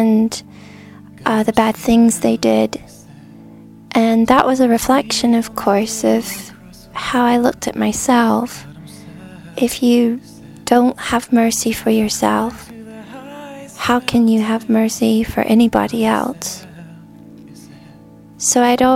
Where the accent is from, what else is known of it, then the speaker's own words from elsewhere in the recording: United States; I'm from the United States